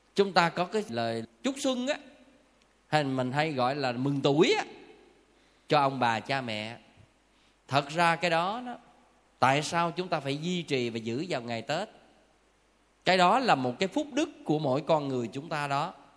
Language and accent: Vietnamese; Southern Vietnam, Vietnam; phong tục tập quán và văn hóa miền Nam của mình